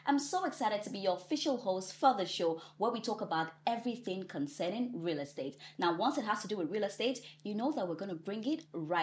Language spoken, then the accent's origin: English; Ghana; I'm Ghanaian